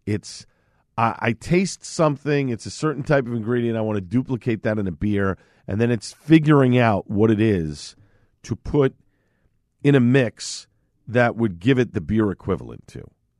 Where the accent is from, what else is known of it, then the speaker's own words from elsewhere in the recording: Staten Island, New York, United States; accent: Staten Island; And at times, my accent from where I was born and raised in Staten Island does drop in.